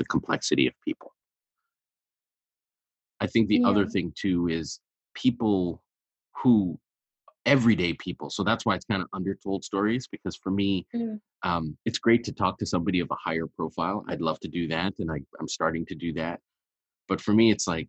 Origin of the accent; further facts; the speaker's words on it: Montreal, Quebec, Canada; also born or lived in Ethiopia; I was born in Ethiopia, and so when I moved to Montreal, I was really, really young